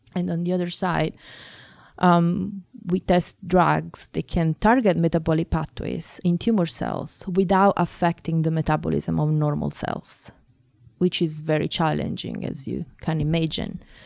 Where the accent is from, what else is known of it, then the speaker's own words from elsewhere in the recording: Italy; moved away as an adult; now in Boston, United States; I grew up in Italy. uh, that is my own country.